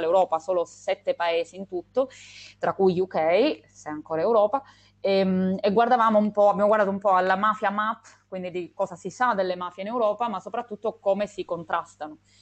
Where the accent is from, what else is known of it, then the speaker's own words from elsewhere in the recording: Calabria, Italy; also born or lived in Australia / Canada; now in Tuscany, Italy; sono calabrese di nascita e di cuore. Eh, anche se in questo momento sono in Toscana anch'io